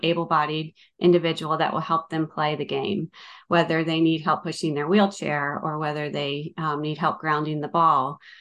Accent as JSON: {"language": "English", "region": "Northern Virginia", "country": "United States", "tie": "born or raised there", "moved": "as an adult", "lives_now": "Watkinsville, United States", "said": "I'm from Northern Virginia. I grew up in Northern Virginia"}